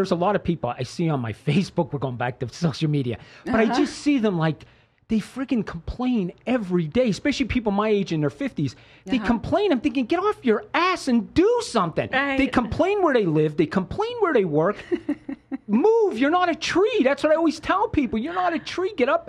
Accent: Pennsylvania, United States; I came from Pennsylvania, and people did not, like, being around the three of you, you're go-getters.

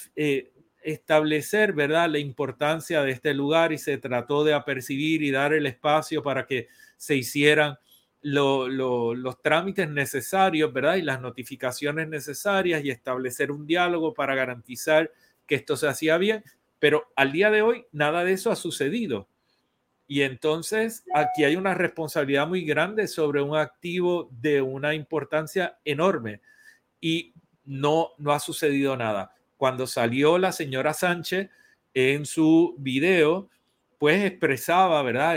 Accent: Puerto Rico; somos todos puertorriqueños

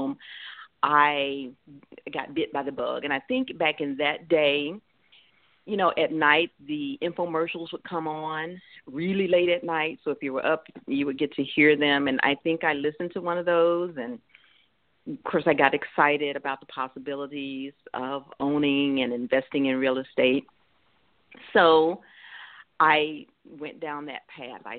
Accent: Mississippi, United States; moved away as an adult; now in Des Moines, United States; I grew up in Mississippi in the country, poor

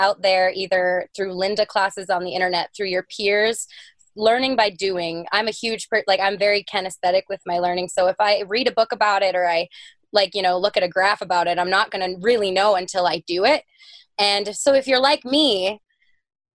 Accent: North Dakota, United States; also born or lived in Long Beach, California / Fargo, North Dakota; So I was born in Long Beach, California, but I actually moved to North Dakota when I was two. My parents moved for a job, and I was raised in North Dakota

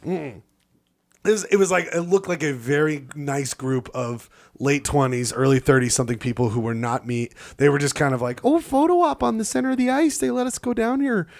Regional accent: Utah, United States; we're from Utah.

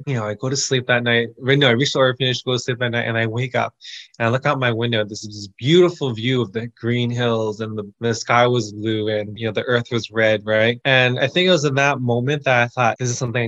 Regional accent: Toronto, Ontario, Canada; also born or lived in Kenya; I'm from Toronto, but I currently work half a year in Kenya

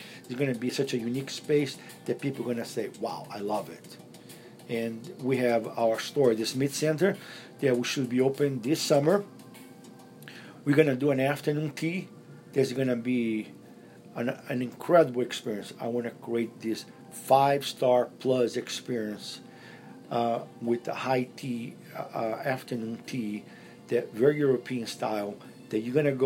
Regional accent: Brazil; now in Las Vegas, United States; I am a Brazilian as well

